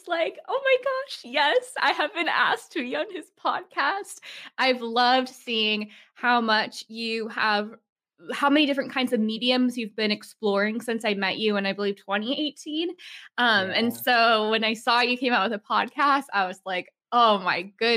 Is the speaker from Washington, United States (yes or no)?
yes; Seattle, Washington, United States; I grew up in Seattle